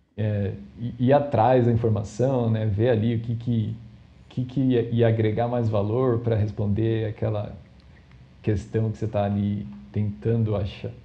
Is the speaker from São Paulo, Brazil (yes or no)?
yes; São Paulo, Brazil; eu sou de São Paulo, né? É, da, da, capital aqui, da cidade de São Paulo mesmo